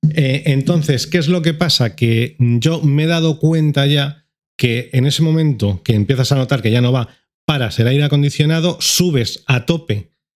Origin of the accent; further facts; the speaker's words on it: Madrid, Community of Madrid, Spain; como madrileño